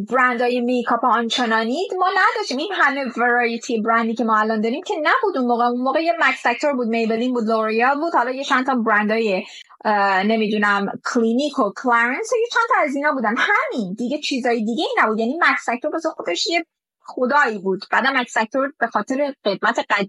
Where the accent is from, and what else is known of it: Iran; now in Dubai, United Arab Emirates